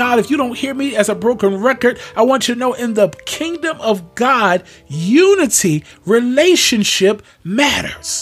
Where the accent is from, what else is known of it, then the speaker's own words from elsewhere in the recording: Pleasantville, New Jersey, United States; moved away; I grew up in the city of Pleasantville, New Jersey.